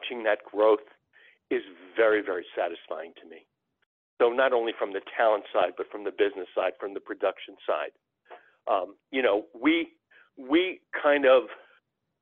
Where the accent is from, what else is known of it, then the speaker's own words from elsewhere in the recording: New York area, United States; My father took me to Madison Square Garden when I was a boy and growing up in New York area